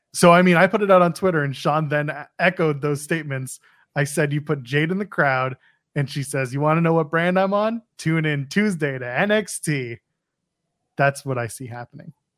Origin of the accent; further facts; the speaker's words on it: Canada; I'm Canadian